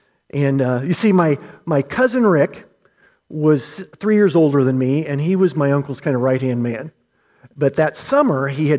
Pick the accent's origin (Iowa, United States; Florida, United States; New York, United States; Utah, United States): Iowa, United States; Newton; I grew up in Newton, Iowa. Anybody know where Newton, Iowa is? Bet you do. Right there on the interstate just outside of Des Moines, right? Back in the day, it was a town of about 10,000 to 15,000 people.